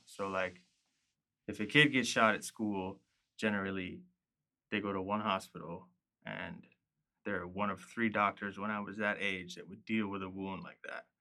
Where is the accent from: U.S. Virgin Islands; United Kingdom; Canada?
U.S. Virgin Islands; growing up in Saint Croix